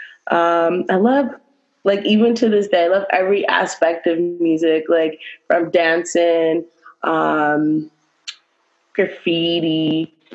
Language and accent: English; Halifax, Nova Scotia, Canada; also born or lived in Dartmouth, Nova Scotia; I'm from both sides of the bridges. So when I was younger, I lived in Spryfield till I was 15. And then my parents decided to move to Woodside in Dartmouth